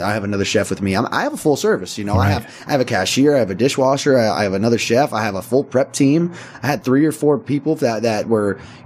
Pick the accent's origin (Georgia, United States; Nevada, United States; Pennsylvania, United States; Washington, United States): Nevada, United States; Las Vegas; I grew up on Tropicana and Mountain Vista